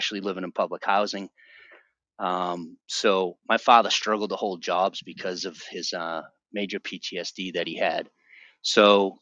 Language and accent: English; Boston, Massachusetts, United States; accent: Bostonian; moved away; I was born in 1980 in Boston, Massachusetts